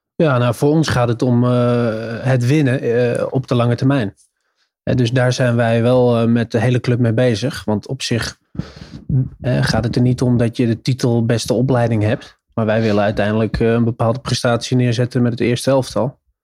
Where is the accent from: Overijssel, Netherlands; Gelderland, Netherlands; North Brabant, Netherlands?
Gelderland, Netherlands; Arnhem; moved away as an adult; ik kom oorspronkelijk uit Arnhem